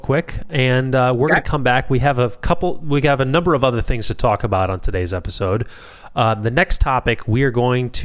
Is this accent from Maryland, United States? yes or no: no; Chicago, Illinois, United States; I'm born and raised in Chicago.